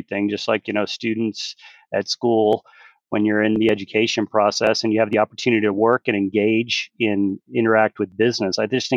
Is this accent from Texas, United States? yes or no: yes; Galveston, Texas, United States; also born or lived in Houston; growing up in Galveston